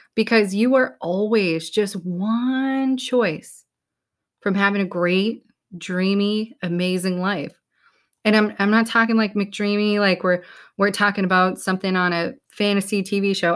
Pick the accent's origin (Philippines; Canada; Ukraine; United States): United States; New England; we're from New England